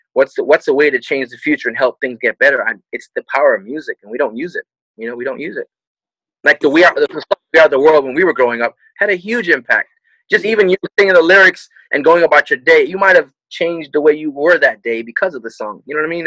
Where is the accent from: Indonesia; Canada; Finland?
Canada; moved away; I'm Canadian